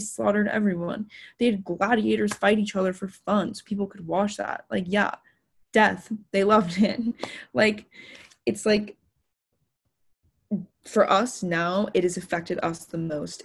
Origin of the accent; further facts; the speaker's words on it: Los Angeles, California, United States; I grew up in Los Angeles